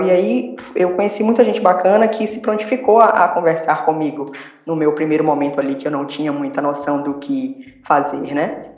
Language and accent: Portuguese; Bahia, Brazil; eu sou baiana